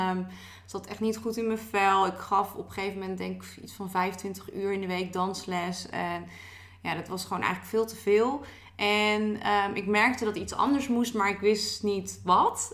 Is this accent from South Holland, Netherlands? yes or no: no; Maartensdijk, Utrecht, Netherlands; now in Utrecht, Netherlands; ik woon nu in Utrecht, maar ik kom uit Maartstijk. Maartstijk is echt een klein dorpje, een beetje tussen Utrecht